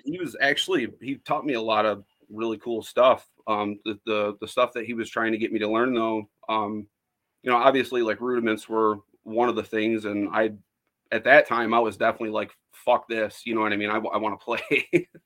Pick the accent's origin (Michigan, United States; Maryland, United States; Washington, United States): Michigan, United States; Woodhaven; i was born where i live right now in woodhaven michigan i'm about uh, 20 minutes south of detroit